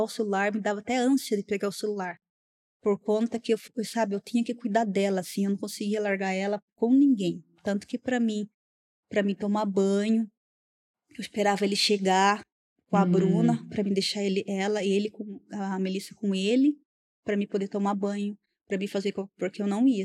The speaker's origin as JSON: {"language": "Portuguese", "town": "Pilar", "country": "Brazil", "said": "Não, não sou daqui, eu sou do interior."}